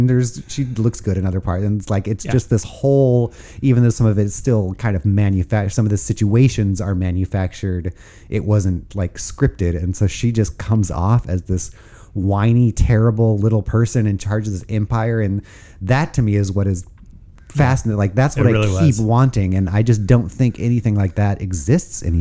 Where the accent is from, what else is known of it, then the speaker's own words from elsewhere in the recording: Oregon, United States; nice to see my home state